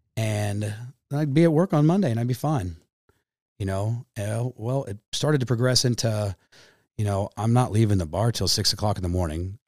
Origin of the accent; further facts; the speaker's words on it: Pomona Lake, Kansas, United States; also born or lived in Wichita, Kansas; I grew up on Pomona Lake. My family moved from Wichita in the nineties, uh, when I was a little kid.